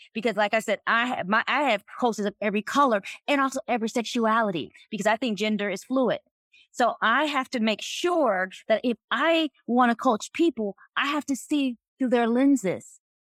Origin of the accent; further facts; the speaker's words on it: North Carolina, United States; I was raised in North Carolina